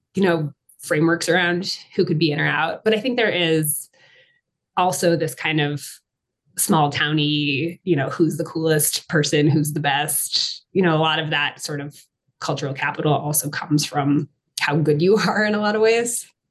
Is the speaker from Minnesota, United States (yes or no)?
no; Massachusetts, United States; moved away as an adult; also born or lived in Maine / Colorado; I grew up in Massachusetts. I'm from the East Coast